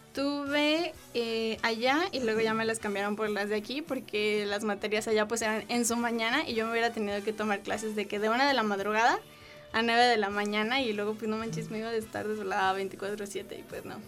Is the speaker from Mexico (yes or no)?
yes; Mexico; soy mexicana